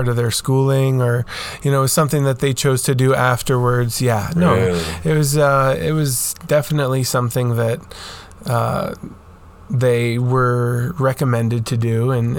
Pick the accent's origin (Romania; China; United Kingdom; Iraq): Romania; moved away; I do have quite a bit of memories growing up in Romania.